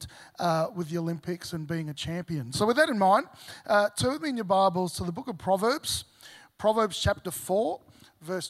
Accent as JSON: {"language": "English", "region": "Victoria", "country": "Australia", "tie": "born or raised there", "moved": "as an adult", "lives_now": "Gold Coast, Australia", "said": "I originally grew up in Victoria"}